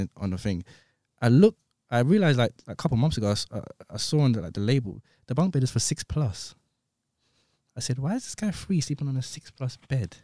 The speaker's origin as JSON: {"language": "English", "region": "London", "country": "United Kingdom", "tie": "born or raised there", "said": "I grew up in Clapham, but I used to hang around sometimes in Brixton"}